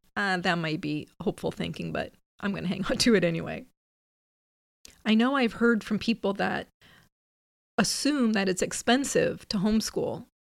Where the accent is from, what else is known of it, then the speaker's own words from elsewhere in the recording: Midwest, United States; also born or lived in Pacific Northwest; now in California, United States; I grew up in the Midwest